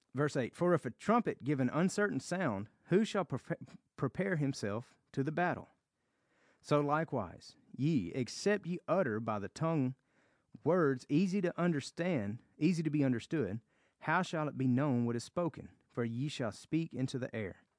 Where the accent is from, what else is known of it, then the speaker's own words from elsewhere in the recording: the South, United States; accent: Southern; I am from America, and I have a Southern accent.